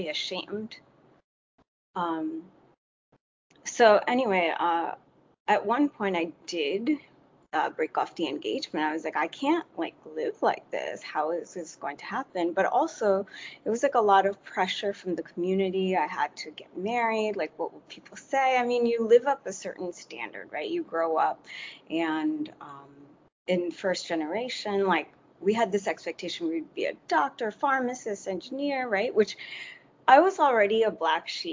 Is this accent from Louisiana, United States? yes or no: no; New York, United States; I was born in New York and first generation, and my parents came from Bangladesh